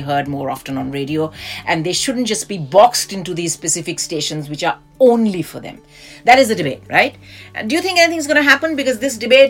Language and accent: English; India; now in United Kingdom; I grew up in India